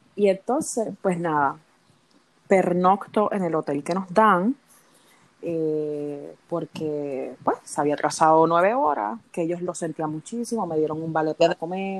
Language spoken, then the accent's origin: Spanish; Puerto Rico; yo que soy de Puerto Rico